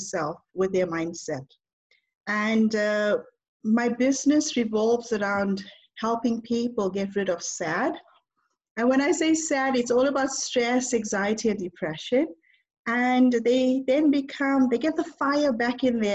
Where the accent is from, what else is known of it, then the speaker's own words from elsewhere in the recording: South Africa; moved away as an adult; now in United Kingdom; I'm South African, but now I live in the UK. And it's been 19 years that I left South Africa.